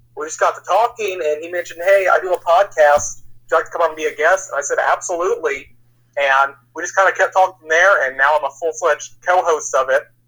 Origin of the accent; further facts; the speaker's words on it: Northern Kentucky, United States; also born or lived in Cincinnati, Ohio / Indiana; I was born in Cincinnati, Ohio, and I moved just south of there when I was about three. So I've kind of grown up in the Northern Kentucky, Indiana area since I was like five.